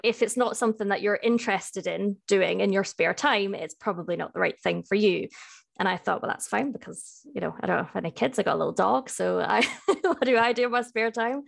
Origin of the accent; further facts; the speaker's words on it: Edinburgh, Scotland, United Kingdom; now in Cardiff, United Kingdom; I am based in Cardiff, uh, but I'm from Edinburgh